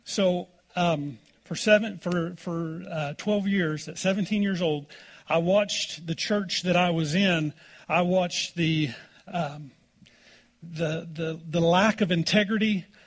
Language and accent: English; Oklahoma, United States; growing up in Oklahoma